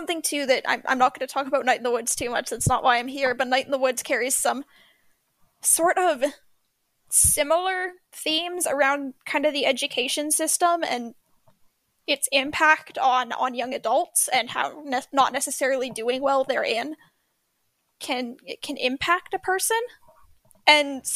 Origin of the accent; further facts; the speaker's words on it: Canada; even being Canadian